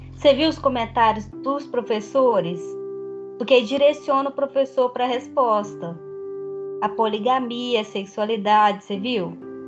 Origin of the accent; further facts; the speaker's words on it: Brazil; eu sou brasileira